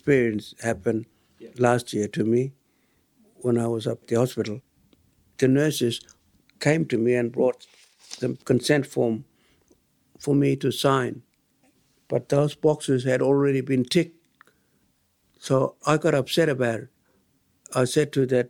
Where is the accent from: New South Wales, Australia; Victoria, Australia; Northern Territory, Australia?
Northern Territory, Australia; Tiwi Islands; a Tiwi elder.